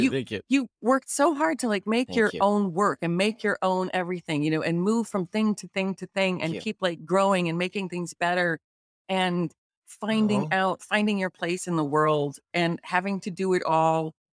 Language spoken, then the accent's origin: English; Littleton, Colorado, United States; Like I grew up in Littleton, yeah. Colorado.